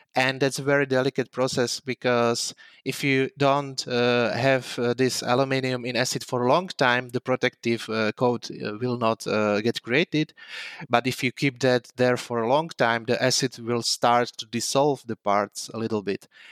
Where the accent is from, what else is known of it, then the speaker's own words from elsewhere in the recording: Slovakia; moved away as an adult; now in Prague, Czech Republic; I was born in Slovakia, but, uh, since two thousand twelve, uh, two, two thousand two, I'm living in Prague. I moved there to study computer science at Charles University